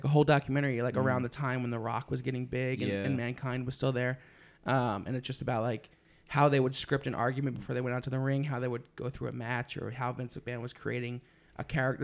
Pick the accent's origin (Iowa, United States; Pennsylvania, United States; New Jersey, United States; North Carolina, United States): Pennsylvania, United States; Philadelphia; I grew up in Philly, which is where ECW started